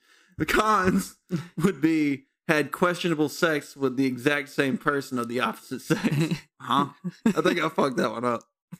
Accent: Bessemer, Alabama, United States; I'm from Bessemer.

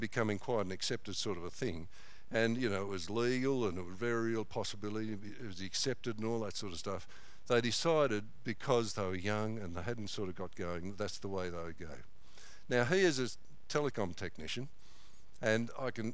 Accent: Corryong, Victoria, Australia; now in Mount Clear, Australia; he was in our church in Corryong for a while

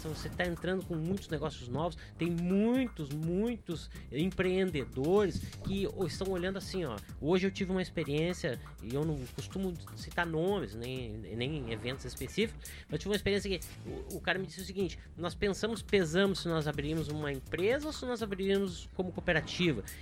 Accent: Rio Grande do Sul, Brazil; Eu sou gaúcho e colorado, tá?

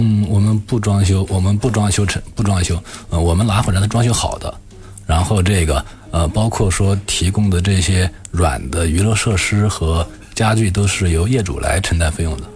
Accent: Hubei, China; 我是湖北人

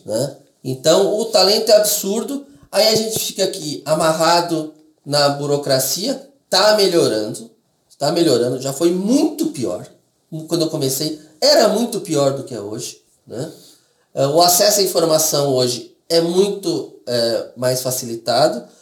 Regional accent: Brazil; eu sou descendente de, de, de estrangeiro, aí eu nasci no Brasil

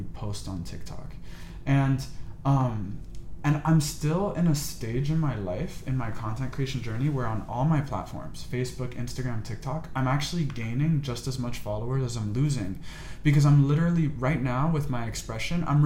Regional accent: United States; I was born in America

